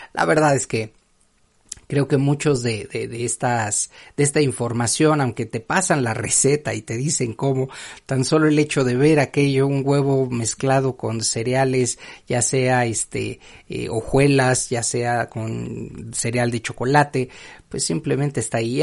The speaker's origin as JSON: {"language": "Spanish", "country": "Mexico", "said": "para quienes somos mexicanos"}